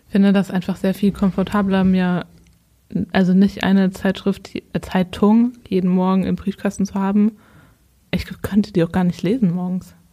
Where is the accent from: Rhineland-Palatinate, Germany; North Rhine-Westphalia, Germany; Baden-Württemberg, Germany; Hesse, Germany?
Hesse, Germany; Wenn ich zum Beispiel aus meiner Heimat, aus Hessen, die Tageszeitung, die ich übrigens eher noch lese